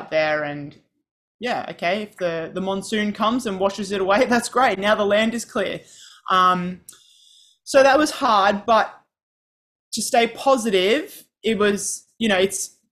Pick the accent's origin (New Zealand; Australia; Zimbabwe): Australia; I'm from Australia